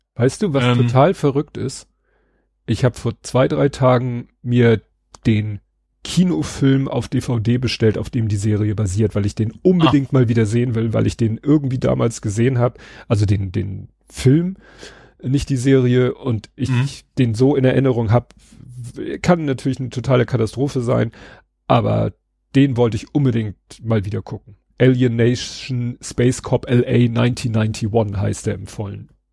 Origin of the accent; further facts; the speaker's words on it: Hamburg, Germany; in meiner alten Heimat in Stalzhoop